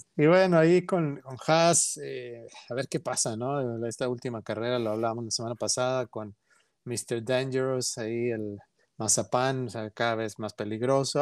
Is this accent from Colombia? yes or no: no; Mexico; somos como mexicanos muy orgullosos